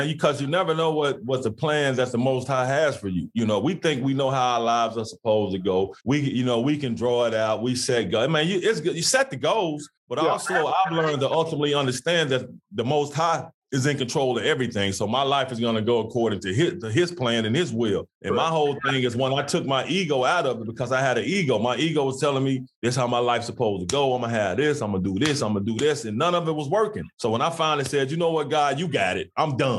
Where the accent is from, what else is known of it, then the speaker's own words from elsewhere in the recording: Memphis, Tennessee, United States; I grew up in the Whitehaven community in Memphis